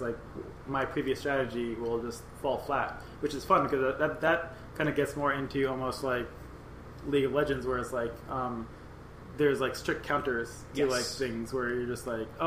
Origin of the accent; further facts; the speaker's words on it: New York City, New York, United States; we were both growing up in New York